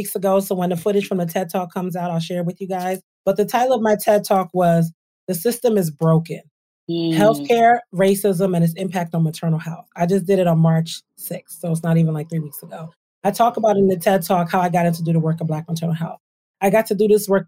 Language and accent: English; Trenton, New Jersey, United States; I grew up in Trenton, New Jersey. My parents are immigrants to the United States from Nigeria.